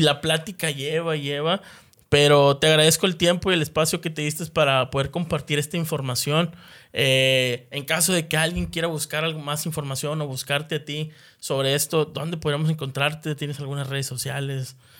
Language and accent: Spanish; Monterrey, Nuevo León, Mexico; como sociedad de aquí de, Nuevo León, como regios